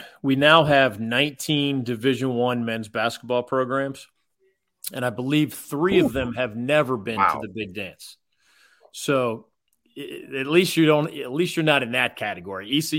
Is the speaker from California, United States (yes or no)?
no; Philadelphia, Pennsylvania, United States; moved away; I grew up in Philly on the Big East culture.